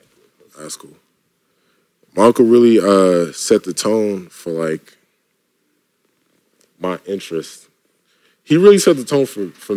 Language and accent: English; New York, United States; It was cool. I grew up with I feel like I grew up with a lot of the culture.